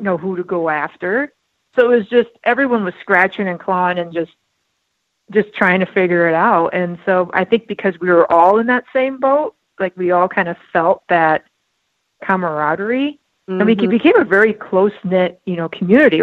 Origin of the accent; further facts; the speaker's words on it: South Dakota, United States; also born or lived in Milwaukee, Wisconsin; now in Twin Cities, Minnesota, United States; I grew up in South Dakota, so I grew up in a hunting family.